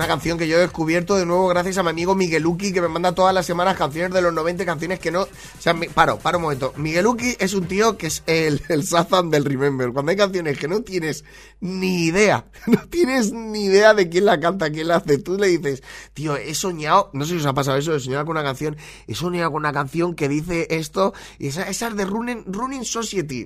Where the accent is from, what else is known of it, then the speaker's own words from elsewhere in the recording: Valencian Community, Spain; la gente de mi tierra